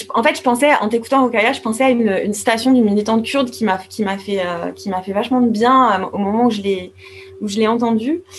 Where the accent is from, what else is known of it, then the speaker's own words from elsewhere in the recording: France; en tant que française